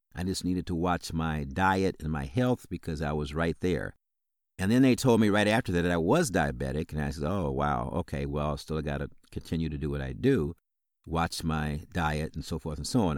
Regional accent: South Bend, Indiana, United States; now in Illinois, United States; I grew up in South Bend, Indiana

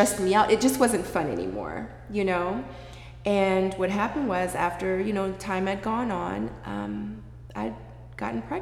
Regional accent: Seoul, South Korea; moved away; I was born in Seoul, Korea a long time ago.

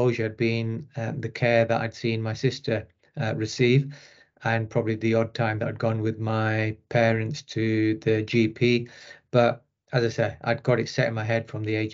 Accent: Rochdale, North West England, United Kingdom; accent: northern; also born or lived in Pakistan; I was brought up in Rochdale, just outside Manchester.

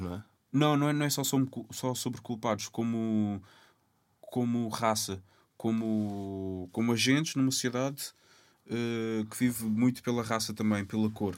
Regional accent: Lisbon, Portugal; also born or lived in Cape Verde; eu assumo como cabo-verdiano uh, lisboeta, que eu sempre vivia.

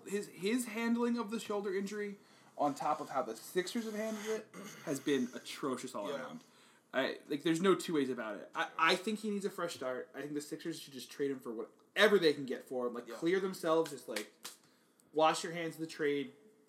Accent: Philadelphia, Pennsylvania, United States; I'm from the Philly area

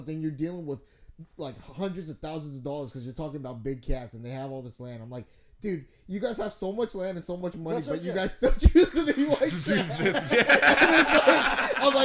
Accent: San Francisco, California, United States; I was born and raised in San Francisco.

